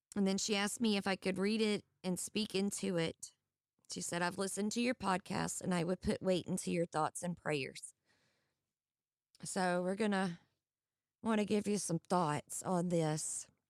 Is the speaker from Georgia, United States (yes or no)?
yes; Georgia, United States; I'm actually from Georgia